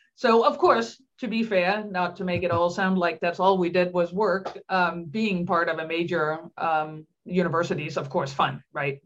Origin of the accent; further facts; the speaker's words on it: Denmark; English is a second language; moved away as an adult; also born or lived in Pennsylvania; I grew up in Denmark